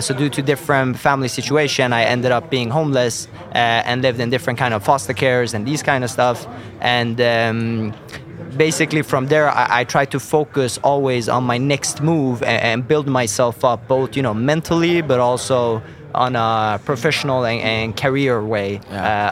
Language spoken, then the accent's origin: English; Sweden; I'm born and raised in, in Sweden